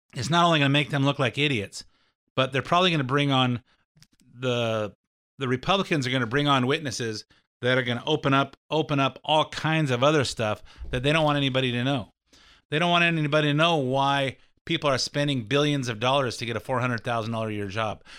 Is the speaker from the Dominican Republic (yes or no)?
no; California, United States; as a Californian